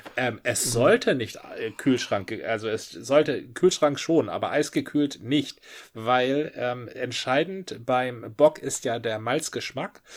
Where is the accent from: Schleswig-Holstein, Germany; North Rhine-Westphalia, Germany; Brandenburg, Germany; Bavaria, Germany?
Schleswig-Holstein, Germany; Marne; now in Hamburg, Germany; Von der Dittmarscher Brauerei im schönen Marne, Karl Hinz, Privatbrauerei, ja, ja. wo ich herstamme